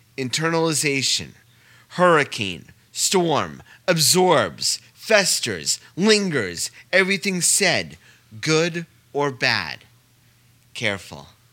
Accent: Saugerties, New York, United States; I'm from Saugerties myself

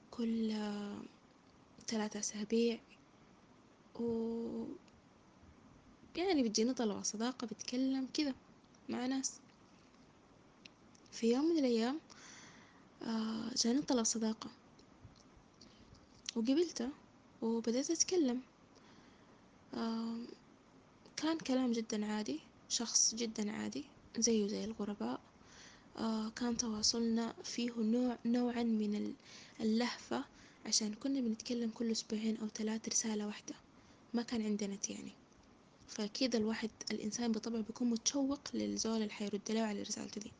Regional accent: Saudi Arabia; born there; آه شهادة عربية آه من مواليد السعودية

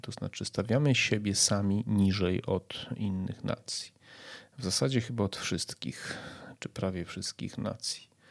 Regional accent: Poland

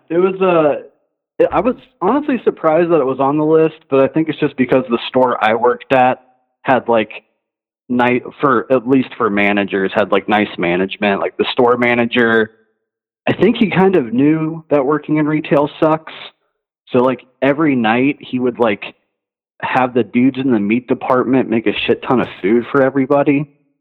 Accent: Cincinnati, Ohio, United States; I'm from Cincinnati

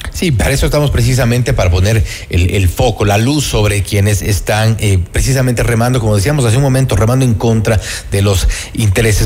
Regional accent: Ecuador; los ecuatorianos asumamos la responsabilidad

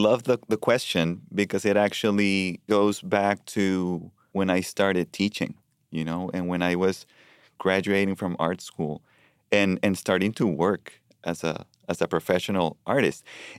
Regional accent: Colombia; now in Richmond, United States; You know, I immigrated in 2015 from Colombia to Richmond.

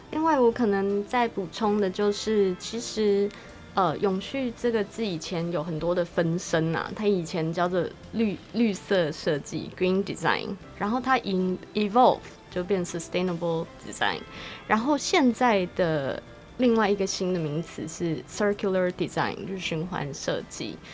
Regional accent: Kaohsiung, Taiwan; moved away; 我自己本身是高雄出生的，所以我小时候在高雄住过了一阵子

